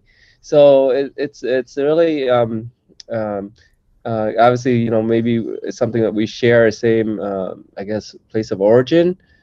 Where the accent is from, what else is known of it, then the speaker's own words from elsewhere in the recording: Detroit, Michigan, United States; moved away; growing up in Detroit, Michigan, or outside Detroit, Michigan, you know I was probably the only Vietnamese in my school, and so that was where I sort of embraced my Vietnamese American identity there.